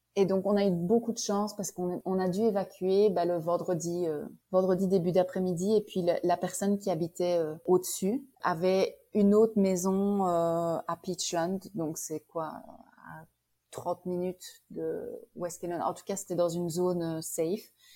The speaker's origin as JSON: {"language": "French", "town": "Liège", "region": "Wallonia", "country": "Belgium", "tie": "born or raised there", "also_born_or_lived": "Prince Edward Island, Canada", "accent": "Belgian", "moved": "as an adult", "lives_now": "Kelowna, Canada", "said": "je suis née à Liège je restais à Liège"}